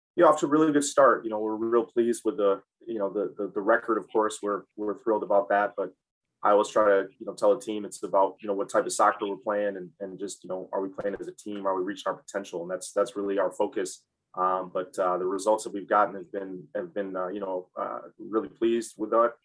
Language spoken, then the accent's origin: English; Ann Arbor, Michigan, United States; moved away; I grew up in Ann Arbor, Michigan